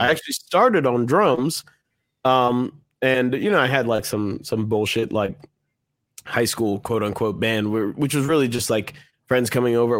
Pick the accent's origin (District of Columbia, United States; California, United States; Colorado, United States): District of Columbia, United States; Washington; I was born in Washington, D C